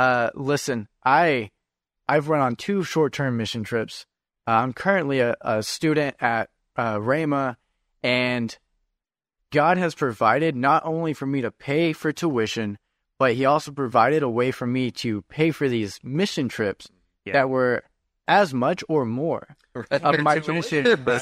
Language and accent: English; Texas, United States; I'm from Texas.